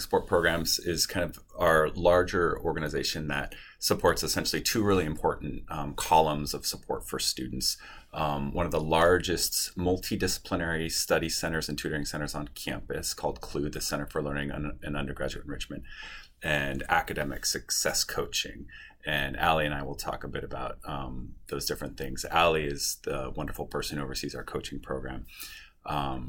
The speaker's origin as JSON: {"language": "English", "town": "Spokane", "region": "Washington", "country": "United States", "tie": "born or raised there", "also_born_or_lived": "Seattle, Washington", "said": "I am actually from Washington State. I grew up in Eastern Washington in Spokane."}